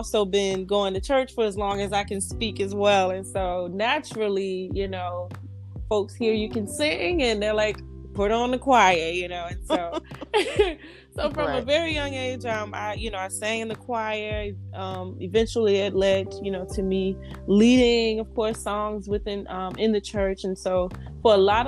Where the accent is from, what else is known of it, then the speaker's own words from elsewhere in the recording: Georgetown, South Carolina, United States; moved away as an adult; now in Charlotte, United States; upon leaving my hometown of Georgetown, South Carolina, I moved to Charlotte